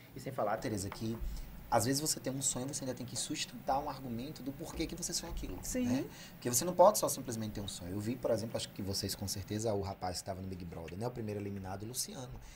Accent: Severiano Melo, Rio Grande do Norte, Brazil; also born or lived in Natal; Eu trabalhava no CRAS, era psicólogo socioassistencial lá da minha cidade, Severiano

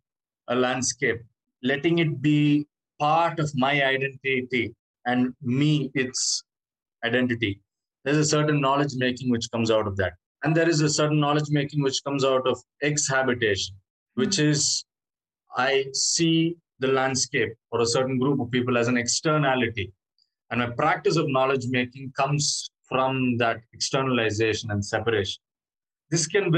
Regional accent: Chennai, Tamil Nadu, India; I'm from Chennai, so that specific coast I have a deep experience

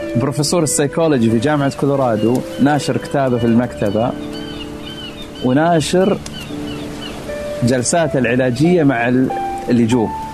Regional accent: Saudi Arabia; moved away as an adult; now in Philadelphia, United States

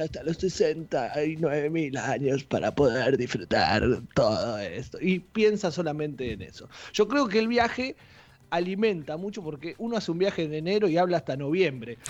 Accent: Saladillo, Buenos Aires Province, Argentina; el viaje mío era venir acá a Capital, a Buenos Aires, en tren, porque yo soy de Saladillo

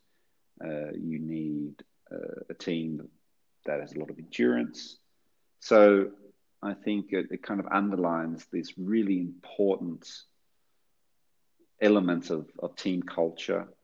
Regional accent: Australia; accent: Australian; my Australian accent

